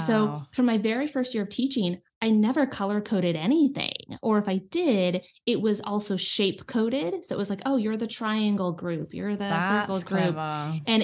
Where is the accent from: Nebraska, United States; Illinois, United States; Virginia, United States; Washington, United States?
Nebraska, United States; I'm from the US, if you hadn't noticed by my accent. I'm from like Nebraska, which is right in the middle, real small town, like rural farms everywhere